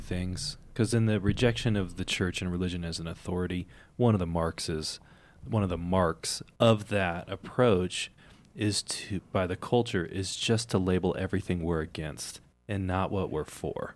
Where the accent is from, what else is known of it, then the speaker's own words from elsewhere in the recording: United States; Not that I'm not American